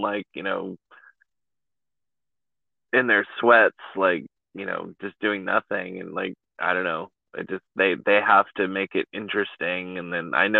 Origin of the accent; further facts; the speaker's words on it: East Bay Area, California, United States; I'm from the Bay Area. So, like, I grew up in a farming community, probably 45 minutes to an hour outside of San Francisco, like, East Bay Area